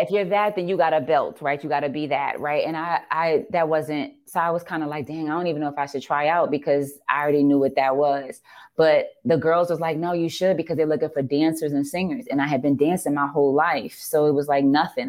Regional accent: New Orleans, Louisiana, United States; regular, regular New Orleans girl

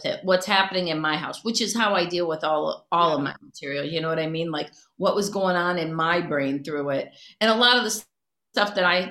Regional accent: Cleveland, Ohio, United States; moved away; originally I'm from Cleveland and I'm a Browns fan

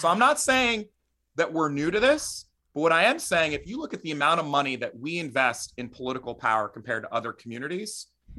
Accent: Trenton, New Jersey, United States; I grew up in Trenton, New Jersey.

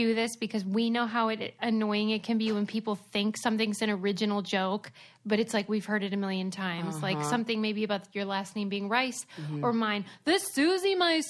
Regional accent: Pittsburgh, Pennsylvania, United States; I'm from Pittsburgh.

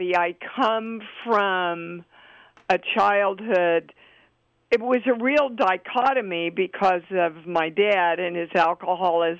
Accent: Kansas City, United States; my upbringing and being raised in Kansas City

